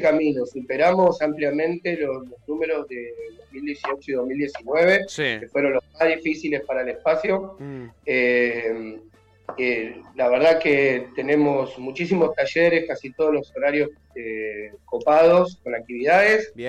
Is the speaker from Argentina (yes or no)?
yes; Lanús, Buenos Aires Province, Argentina; yo pertenezco a Lanús, soy nacido en Valentín Alcina y ahora vivo en Germi, del mm. lado de Lanús